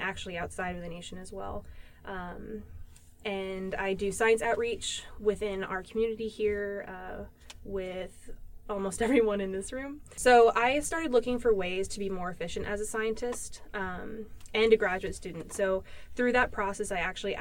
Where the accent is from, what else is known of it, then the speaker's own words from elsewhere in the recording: California, United States; moved away; I am from California originally